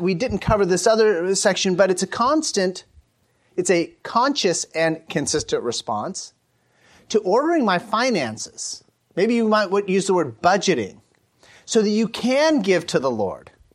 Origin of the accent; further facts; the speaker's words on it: United States; an American cis-, citizen